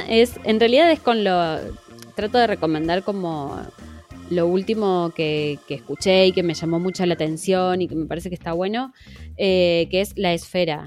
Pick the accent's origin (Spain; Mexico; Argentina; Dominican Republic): Argentina; accent: Argentine; yo tengo acento argentino porque soy argentina